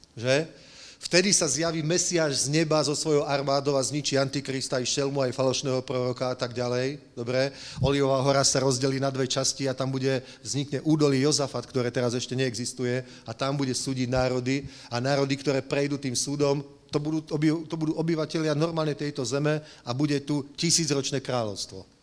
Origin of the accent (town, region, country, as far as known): Slovakia; now in Prague, Czech Republic